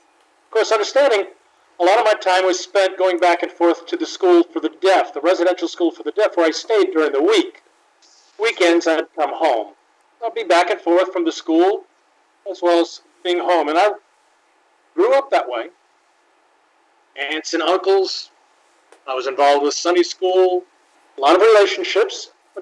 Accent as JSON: {"language": "English", "region": "Tennessee", "country": "United States", "said": "First off, I'd like to introduce myself. I'm deaf. I was born deaf. I'm from the South."}